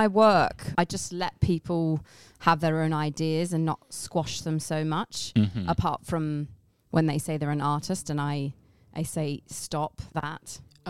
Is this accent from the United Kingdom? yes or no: yes; England, United Kingdom; I am from England.